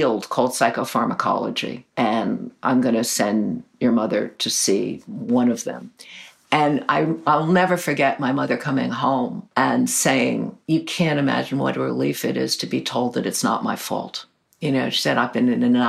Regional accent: New York, United States; I grew up in Greenwich Village.

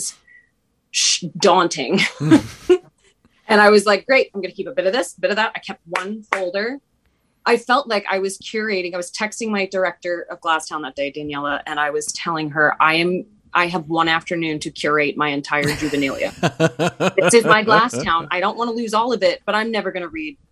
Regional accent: Philadelphia, Pennsylvania, United States; moved away; I'm from Philadelphia originally.

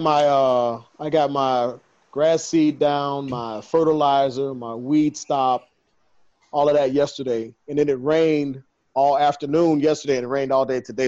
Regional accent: Chicago, Illinois, United States; I'm from Chicago. It's like 19 degrees in Chicago right now

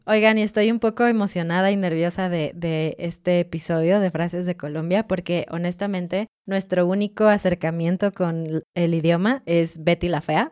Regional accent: Mexico City, Mexico; now in Querétaro, Mexico; Estamos en Querétaro, pero somos chilangos de corazón, que significa que somos de Ciudad de México originalmente

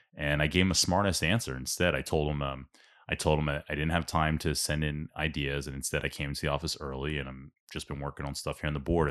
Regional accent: Ambler, Pennsylvania, United States; growing up in South Ambler

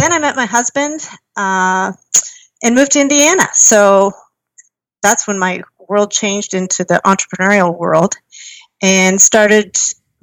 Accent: Kingsville, Ontario, Canada; I grew up in Canada in a small town named Kingsville in southern Ontario

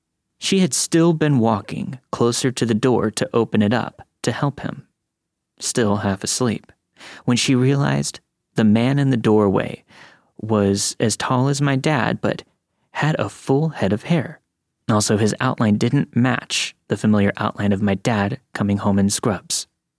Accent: Lockhart, Texas, United States; I grew up in Texas. I still live here, along with my family, that will be mentioned in the story. When the 2007 recession hit, my father lost his job.

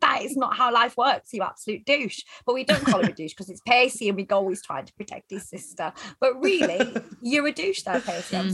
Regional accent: the north of England, United Kingdom; we grew up in Northern England and it's industrial

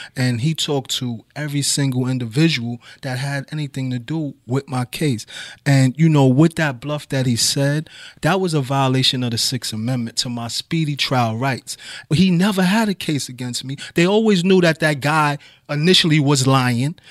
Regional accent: New York City, New York, United States; also born or lived in Brooklyn; I grew up in the Bronx. I grew up at nine twenty-two East two eleven Street in the northeast

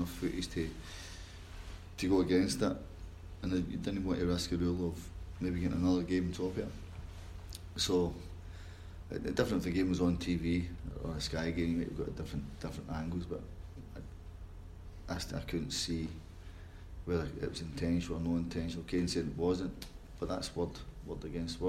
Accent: Scotland, United Kingdom; being Scottish, because people think we talk funny up there

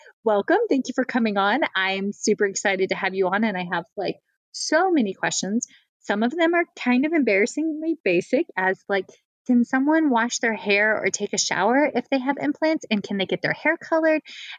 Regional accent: Fredericksburg, Virginia, United States; So I grew up just outside of Fredericksburg, like an hour north of you.

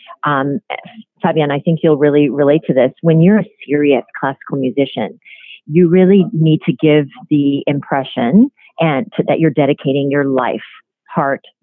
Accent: Iowa, United States; because I grew up in Iowa, that was a little bit ashamed of being Korean

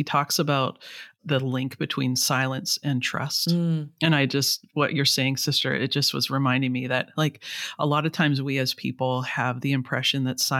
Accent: Vancouver, British Columbia, Canada; So I'm from Vancouver in the west coast of Canada.

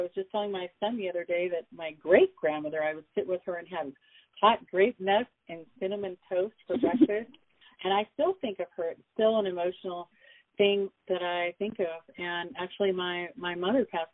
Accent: Southern California, United States; also born or lived in Memphis, Tennessee; now in Seattle, United States; I started life out in Memphis, Tennessee, where my parents met, and we were mostly raised in Southern California.

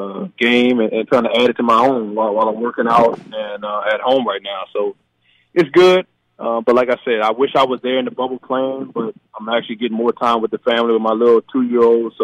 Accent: Baton Rouge, Louisiana, United States; moved away; growing up in Baton Rouge, we had this facility called Sports Academy

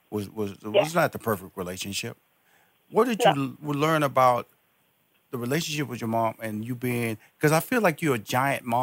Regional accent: Chicago, Illinois, United States; I'm, I'm from Chicago.

